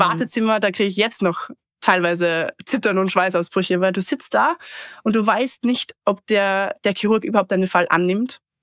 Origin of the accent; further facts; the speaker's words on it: Austria; ich komme eben ursprünglich aus dem Salzkammergut in Österreich